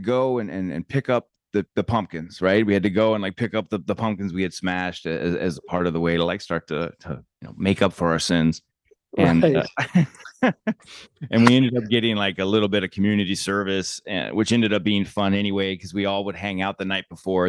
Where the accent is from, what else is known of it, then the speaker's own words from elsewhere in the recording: Santa Ynez Valley, California, United States; I grew up with up in San Ynez